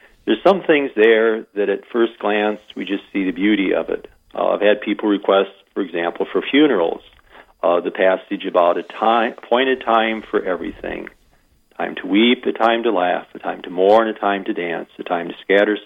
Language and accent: English; Iowa, United States; moved away as an adult; also born or lived in South Dakota; now in Wagner, United States; I'm an import from Iowa